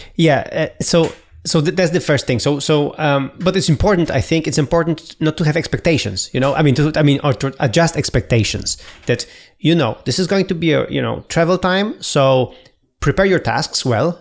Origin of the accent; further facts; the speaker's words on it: Poland; moved away; I was three weeks in my hometown